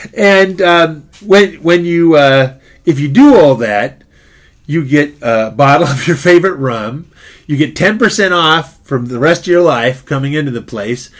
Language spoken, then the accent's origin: English; Oxnard, California, United States; When we were kids growing up in Oxnard